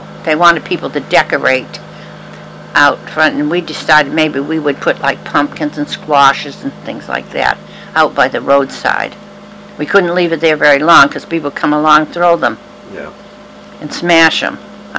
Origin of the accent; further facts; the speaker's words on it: Milford, Massachusetts, United States; now in Brookline, United States; I had a good life growing up in Milford, and then when I came here to Brookline.